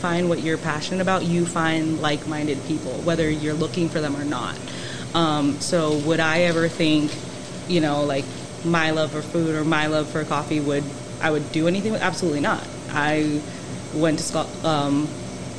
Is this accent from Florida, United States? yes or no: yes; Miami, Florida, United States; also born or lived in Tampa; I was born and raised in Miami.